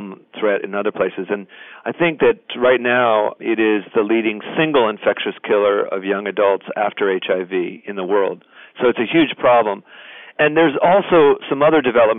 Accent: United States; I'm an American

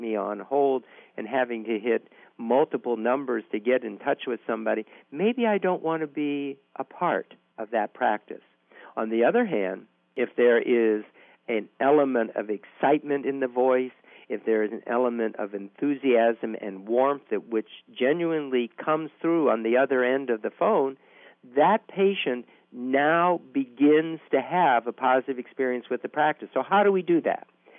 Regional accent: New Orleans, Louisiana, United States; I am from New Orleans, which is the underwater capital of the world.

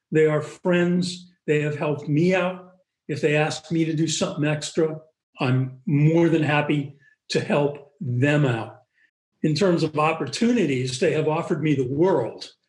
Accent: Boston, Massachusetts, United States; I grew up in Boston, as I said, in academic medical centers.

